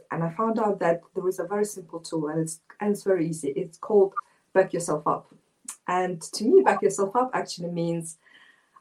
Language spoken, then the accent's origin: English; Moscow, Russia; I was born in Moscow, Russia, and growing up as an Asian girl in Moscow